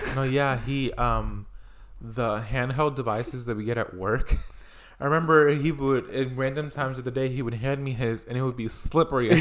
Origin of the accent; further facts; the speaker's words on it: Puerto Rico; moved away; I grew up in Puerto Rico where I would go to the beach literally every weekend